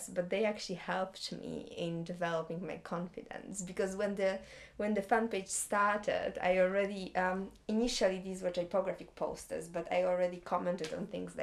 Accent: Gdańsk, Pomeranian Voivodeship, Poland; English is a second language; moved away as an adult; also born or lived in Stuttgart, Germany; now in London, United Kingdom; I'm from Gdańsk, beautiful city on the northern side of Poland by the sea. And that's my hometown.

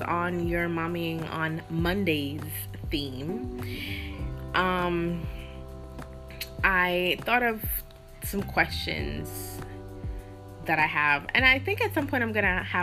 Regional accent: Jamaica; as Jamaican people

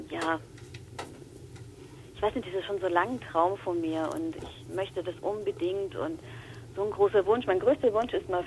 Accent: Bavaria, Germany; accent: Franconian; äh, furchtbar, ich komme aus Franken und da ist oft das T nicht da, wo es eigentlich sein sollte.

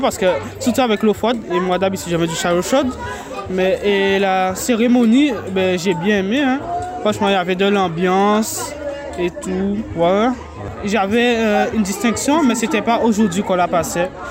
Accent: Guadeloupe; j'ai 15 ans et je viens de la Guadeloupe

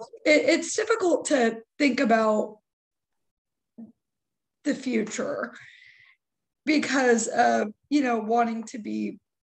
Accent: Texas, United States; accent: Southern; I'm from Texas

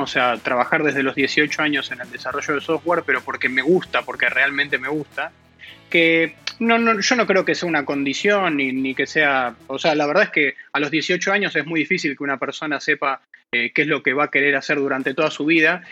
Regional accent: Buenos Aires, Argentina; yo soy de Buenos Aires, Argentina. Nací aquí y, bueno, sigo viviendo aquí.

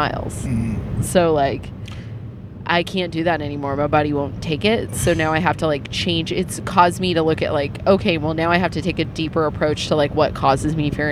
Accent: Amador County, California, United States; moved away; I grew up in Amador County.

